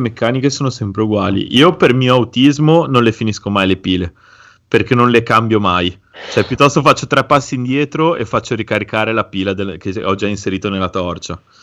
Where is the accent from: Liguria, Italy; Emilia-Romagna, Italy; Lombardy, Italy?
Liguria, Italy; sono ligure